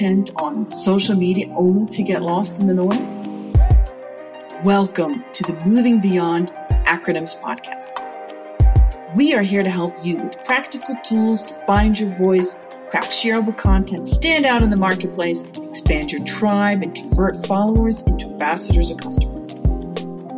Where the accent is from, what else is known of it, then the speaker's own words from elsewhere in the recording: Kristiansand, Agder, Norway; now in Kanab, United States; my hometown, Kristiansand.